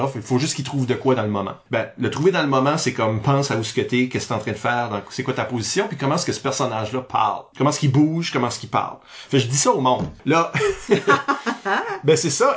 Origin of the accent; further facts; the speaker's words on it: northern Acadia, New Brunswick, Canada; je viens pas du sud-est, mais je suis acadien du nord